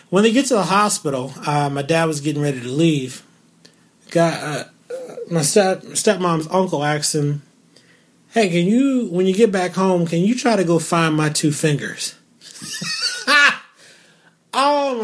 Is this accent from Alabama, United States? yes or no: no; Louisiana, United States; moved away; before I moved away from Louisiana